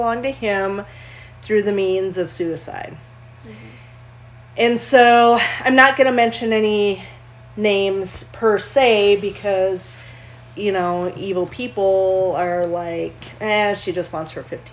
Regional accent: Minnesota, United States; I was born and raised in Minnesota

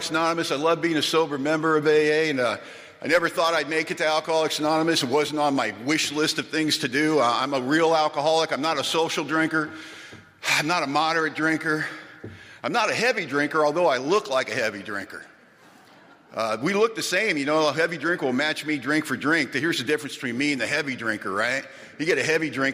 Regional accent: Los Angeles, California, United States; moved away as an adult; now in Bellingham, United States; we're from Los Angeles originally

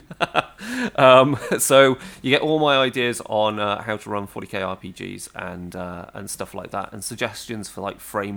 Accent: Herefordshire, West Midlands, United Kingdom; Deepest Darkest Herefordshire in the UK, so it's based on my hometown

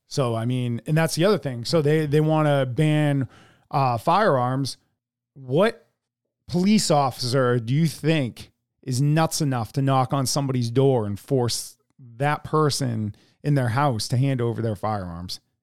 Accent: United States; as American citizens

